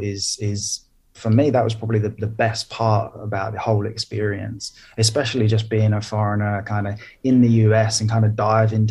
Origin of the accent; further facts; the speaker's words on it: United Kingdom; moved away as an adult; now in Helsinki, Finland; I'm from the UK, so I grew up just outside London. But I've been living in Helsinki, Finland